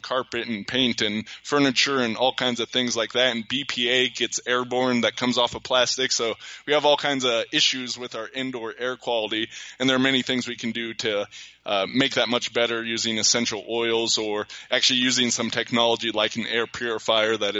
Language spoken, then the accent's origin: English; United States; I was a standard white kid growing up in America